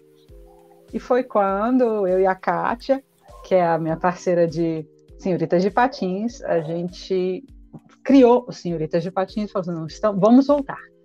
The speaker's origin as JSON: {"language": "Portuguese", "town": "Belo Horizonte", "region": "Minas Gerais", "country": "Brazil", "said": "aqui em BH, de onde eu sou"}